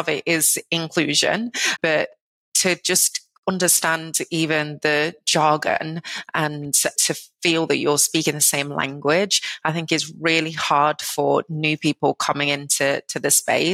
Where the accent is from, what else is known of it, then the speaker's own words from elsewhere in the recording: United Kingdom; now in United States; a Brit living in the United States